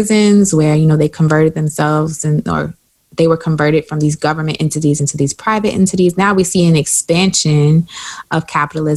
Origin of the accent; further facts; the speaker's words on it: South Carolina, United States; if you're from South Carolina like me